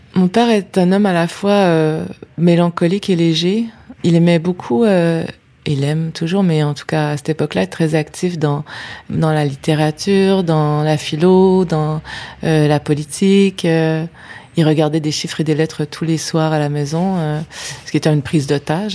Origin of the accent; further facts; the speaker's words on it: Quebec City, Quebec, Canada; je viens de la ville de Québec, et c'est une ville qui a un cap qui donne face à l'eau, face au fleuve Saint-Laurent. Et c'est une ville où il vente tout le temps.